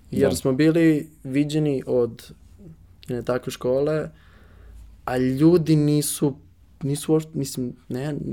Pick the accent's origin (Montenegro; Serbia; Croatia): Serbia; also born or lived in Switzerland; mi kao Srbi